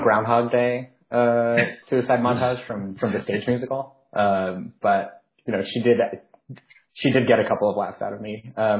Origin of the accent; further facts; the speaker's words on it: Florida, United States; I grew up in Florida, which is the South sometimes. depending on what part of it you're in.